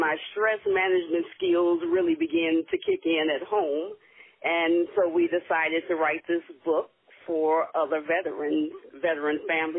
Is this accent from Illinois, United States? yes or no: yes; Chicago suburbs, Illinois, United States; I'm from the Chicago suburban area.